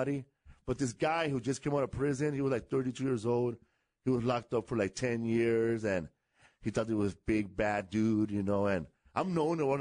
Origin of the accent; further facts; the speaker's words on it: Los Angeles, California, United States; also born or lived in Glendale, California; I live in California, from Los Angeles.